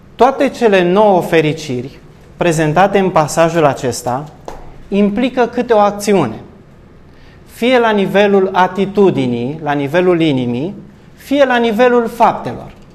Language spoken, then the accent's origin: Romanian; Romania; Noi ca și români